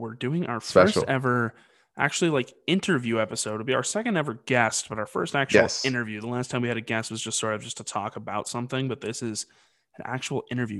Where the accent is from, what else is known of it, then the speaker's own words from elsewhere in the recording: New England, United States; we're obviously from New England.